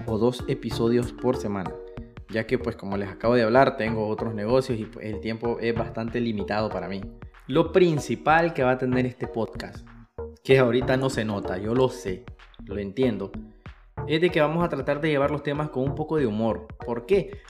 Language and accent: Spanish; Matagalpa, Nicaragua; soy de Matagalpa, Nicaragua